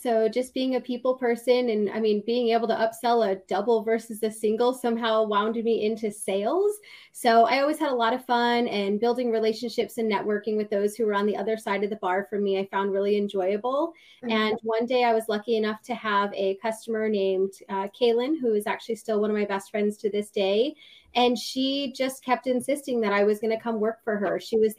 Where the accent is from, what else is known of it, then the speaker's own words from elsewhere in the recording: New England, United States; But I grew up in New England, totally not from the South.